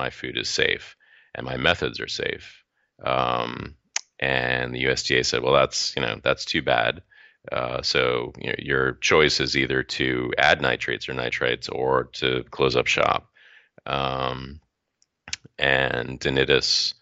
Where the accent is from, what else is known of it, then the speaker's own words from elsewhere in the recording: North Shore of Massachusetts, United States; I'm from the North Shore of Massachusetts